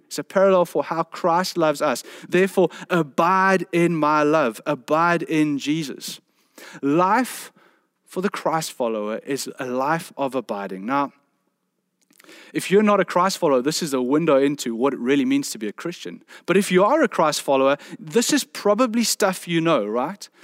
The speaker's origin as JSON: {"language": "English", "area": "South Peninsula", "region": "Western Cape", "country": "South Africa", "said": "I come from the South Peninsula"}